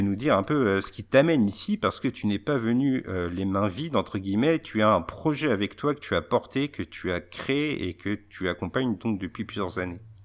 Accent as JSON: {"language": "French", "town": "Verdun", "region": "Grand Est", "country": "France", "said": "je suis de Verdun"}